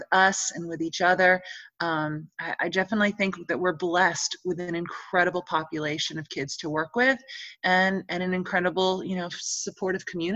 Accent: New York, United States; now in Holly Springs, United States; growing up in New York

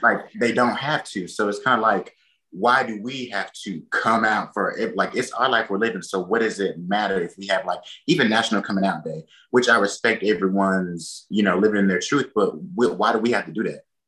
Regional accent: Enterprise, Alabama, United States; also born or lived in Mobile, Alabama; I'm from Enterprise, Alabama

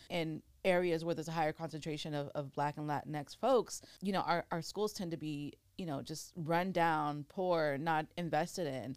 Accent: Oxnard, California, United States; also born or lived in Thousand Oaks; I grew up in Ventura County, Oxnard specifically, um, born and raised, and now I'm out in Thousand Oaks.

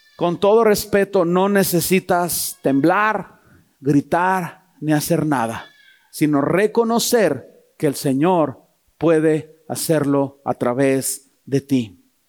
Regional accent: Toluca, State of Mexico, Mexico; yo soy de Toluca

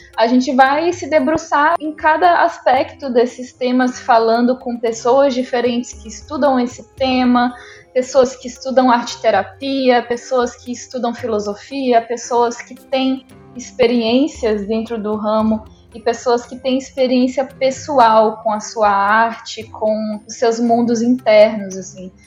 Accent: Rio de Janeiro, Brazil; also born or lived in Minas Gerais; now in São Luís, Brazil; eu sou mineira, nasci em Minas Gerais, cresci no Rio de Janeiro, estou morando em São Luís do Maranhão

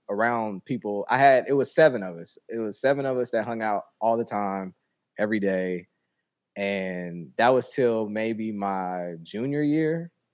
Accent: Indianapolis, Indiana, United States; moved away as an adult; also born or lived in New York; I moved to Indianapolis from New York

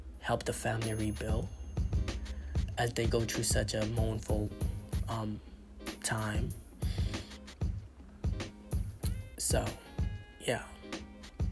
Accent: Nassau, Bahamas; moved away; I'm from the Bahamas. And, like, because I lived in the capital, which is Nassau

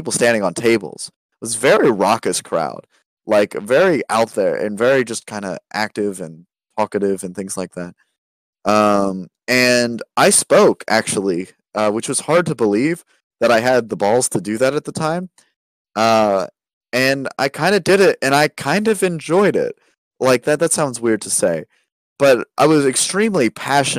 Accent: United States; growing up in America

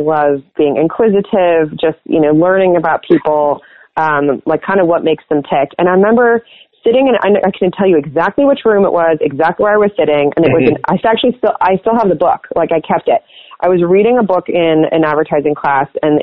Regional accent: Los Angeles, California, United States; moved away as an adult; I'm originally from Los Angeles

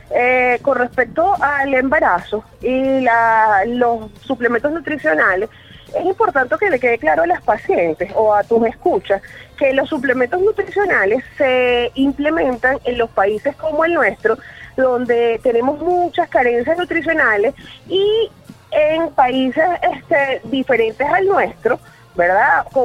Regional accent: Venezuela; yo hice la acotación de que los venezolanos eh, estamos acostumbrados a comer mal, ah

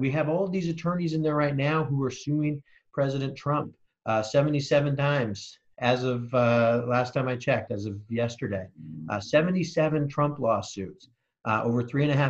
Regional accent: Seattle, Washington, United States; I grew up in Magnolia, so I claim Seattle as my home

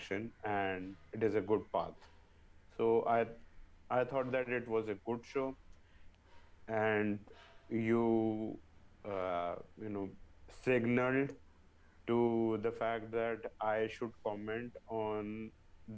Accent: India; we are from India right now

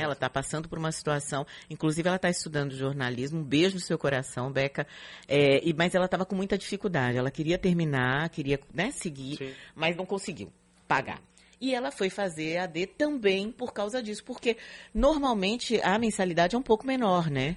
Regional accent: São Paulo, Brazil; now in Salvador, Brazil; eu morava na Zona Leste, eu sou da é Penha

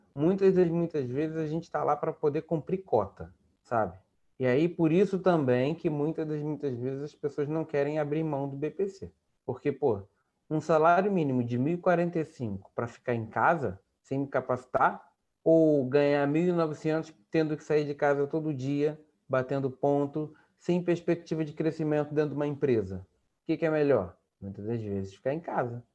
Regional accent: Cachoeiras de Macacu, Rio de Janeiro, Brazil; also born or lived in Campo Grande, Rio de Janeiro / Glória, Rio de Janeiro; now in Rio de Janeiro, Brazil; eu sou de Cachoeira de Macacu, que é a região serrana do estado do Rio de Janeiro

